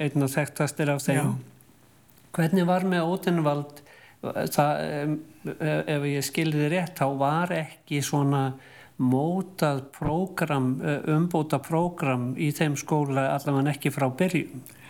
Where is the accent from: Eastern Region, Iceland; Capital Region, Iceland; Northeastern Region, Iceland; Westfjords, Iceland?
Capital Region, Iceland; Reykjavík area; við sem að komum af Reykjavíkusvæðinu